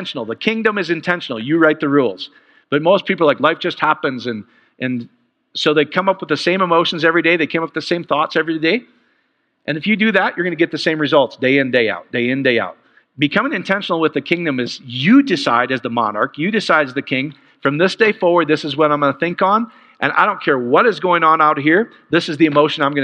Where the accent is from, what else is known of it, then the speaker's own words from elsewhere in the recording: Iowa, United States; I am from Iowa. I'm Polish